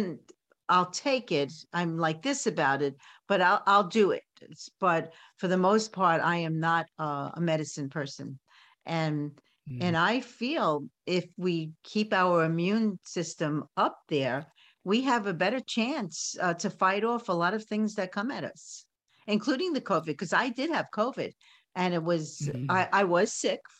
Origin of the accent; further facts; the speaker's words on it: New York City, New York, United States; I was born and raised in Coney Island